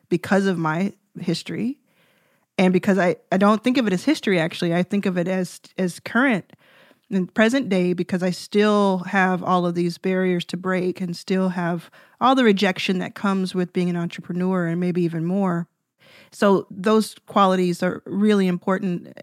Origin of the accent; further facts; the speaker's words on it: Dallas, Texas, United States; I grew up in Dallas